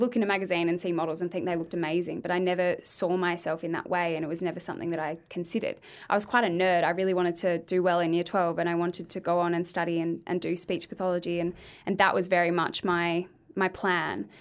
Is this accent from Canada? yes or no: no; Adelaide, South Australia, Australia; moved away as an adult; now in Victoria, Australia; I'm from Adelaide.